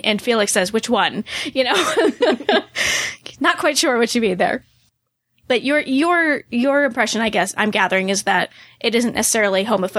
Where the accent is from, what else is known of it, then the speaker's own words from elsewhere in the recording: United States; this is me as an American watching